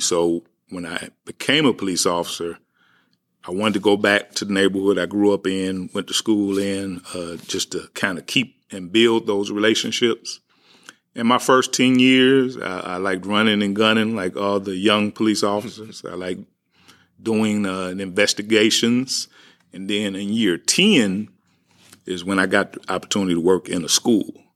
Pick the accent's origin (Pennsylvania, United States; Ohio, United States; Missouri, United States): Missouri, United States; St. Louis; also born or lived in Walnut Park, St. Louis; I grew up in the Ville. I grew up partly in Walnut Park. Uh, but I, I grew up really in that Ville area